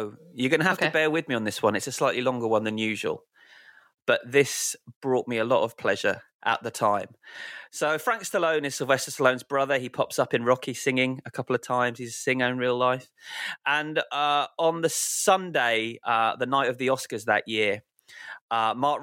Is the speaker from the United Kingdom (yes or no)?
yes; United Kingdom; us being British